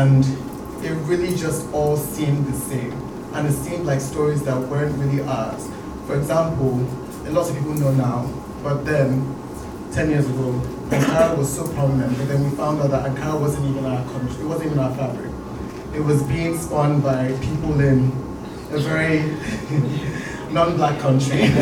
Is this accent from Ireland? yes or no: no; Nigeria; I grew up in Nigeria. I built my life in Nigeria